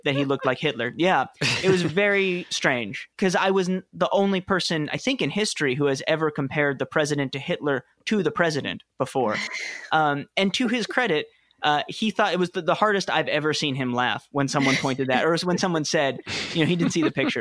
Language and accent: English; New York City, New York, United States; moved away as an adult; also born or lived in Wooster, Ohio; I grew up in New York City